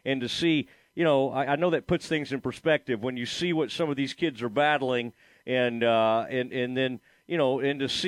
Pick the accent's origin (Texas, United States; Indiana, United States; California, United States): Texas, United States; the Metroplex; I'm from the Metroplex myself